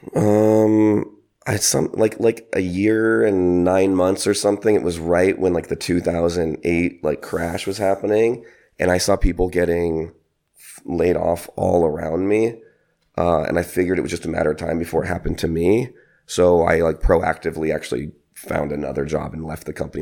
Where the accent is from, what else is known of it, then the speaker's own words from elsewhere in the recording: San Francisco, California, United States; moved away as an adult; I'm originally from San Francisco, California